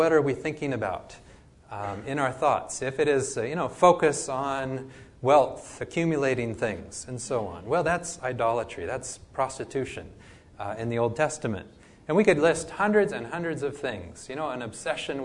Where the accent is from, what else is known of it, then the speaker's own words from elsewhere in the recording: Oregon, United States; I grew up in Oregon